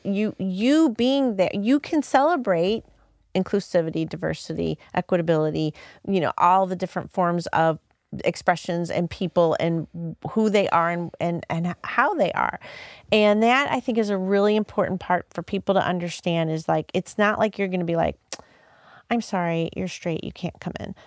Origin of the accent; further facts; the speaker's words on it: Hazelwood, Missouri, United States; I grew up, so I grew up in Hazelwood.